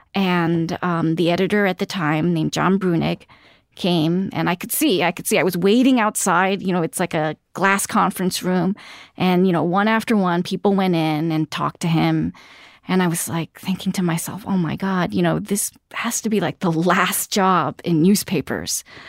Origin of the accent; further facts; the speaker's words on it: New York City, New York, United States; I grew up in Queens